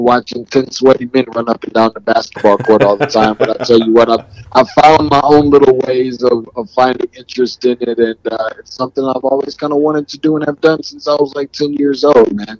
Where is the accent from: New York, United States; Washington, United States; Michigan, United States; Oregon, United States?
Michigan, United States; Lansing; now in Atlanta, United States; I'm originally from Lansing, Michigan, so I am a Spartan